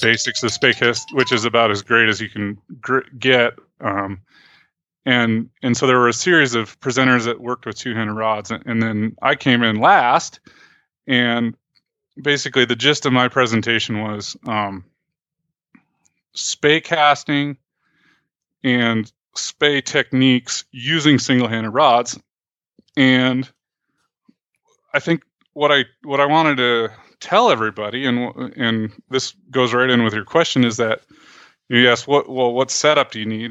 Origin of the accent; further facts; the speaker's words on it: New York, United States; also born or lived in Oregon / Montana; now in Helena, United States; where I grew up back in New York